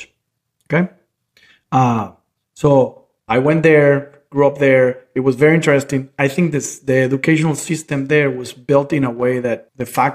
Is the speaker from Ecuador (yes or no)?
no; Valencia, Carabobo, Venezuela; moved away as an adult; also born or lived in Caracas, Venezuela; I was born in Caracas, but moved when I was a year old, actually, to Valencia. So I grew up in Valencia